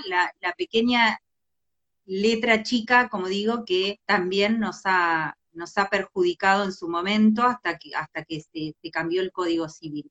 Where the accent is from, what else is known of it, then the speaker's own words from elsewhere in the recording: a small town in Entre Ríos, Argentina; moved away; me crié en un pueblo en Entre Ríos